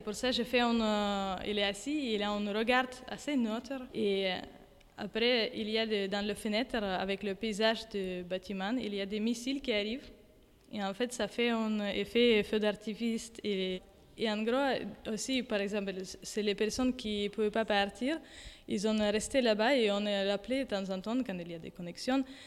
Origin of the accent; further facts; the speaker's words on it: Ukraine; French is a second language; now in Paris, France; Je suis ukrainienne et je suis artiste et plutôt peinture et dessin. Et euh, je travaille maintenant et habite à Paris